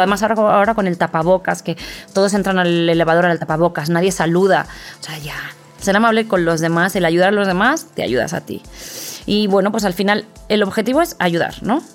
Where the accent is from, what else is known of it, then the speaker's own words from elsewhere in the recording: Valencian-speaking hometown, Valencian Community, Spain; moved away as an adult; now in Mexico; en mi pueblo dicen, pues, si habla valenciano